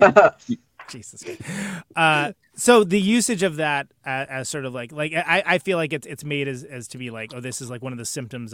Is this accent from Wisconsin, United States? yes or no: no; California, United States; I grew up in California